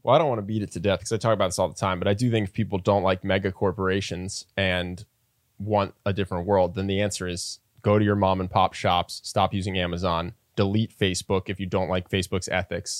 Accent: United States; as an American, especially if you're around my age

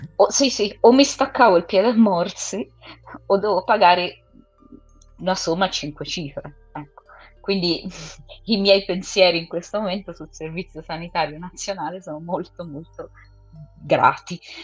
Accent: England, United Kingdom; io sono inglese

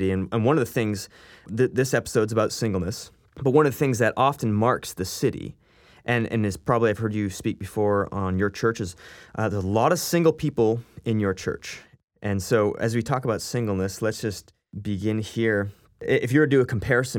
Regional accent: Canada; we are from Canada here

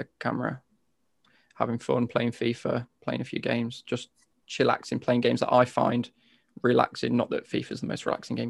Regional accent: between Nottingham and Derby, East Midlands, United Kingdom; I'm from the East Midlands. I'm from literally smack bang in between sort of Nottingham and Derby.

